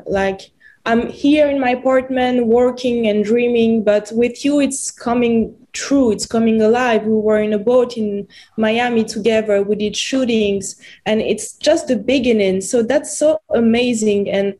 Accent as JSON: {"language": "English", "country": "France", "accent": "French", "second_language": "English", "said": "I would also play my own role with my French accent."}